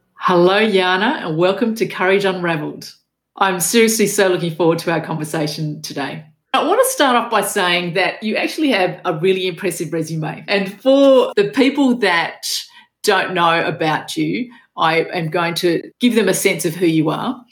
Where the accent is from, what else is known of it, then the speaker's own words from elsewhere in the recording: Australia; my father was Macedonian and my mother was Macedonian, but I was born in Australia and it was all Australian at school